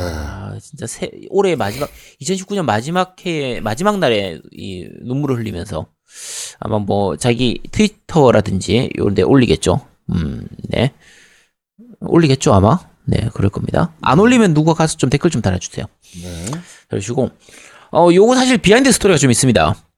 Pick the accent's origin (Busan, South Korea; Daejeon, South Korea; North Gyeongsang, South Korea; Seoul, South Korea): Busan, South Korea; 저는 이제 부산이라서 당연히 롯데 팬인데